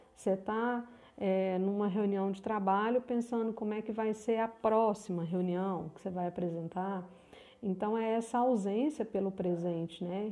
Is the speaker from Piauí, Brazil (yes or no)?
no; Minas Gerais, Brazil; Eu também sou mineira, falo de Uberlândia, Minas Gerais